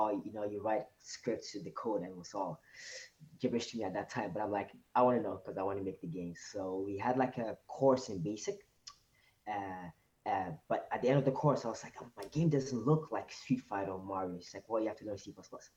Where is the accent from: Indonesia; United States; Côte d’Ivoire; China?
Côte d’Ivoire; now in Montreal, Canada; So I was actually originally from Ivory Coast, West Coast Africa, and I moved to Canada. It's been 16 years, 2002